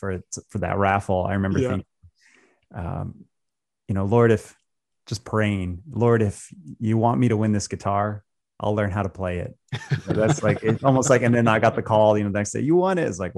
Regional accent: Colorado, United States; moved away as an adult; also born or lived in Tucson, Arizona; now in Phoenix, United States; I grew up in Colorado

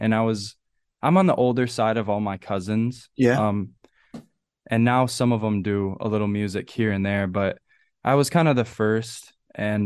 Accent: Michigan, United States; I grew up in a small town in Michigan.

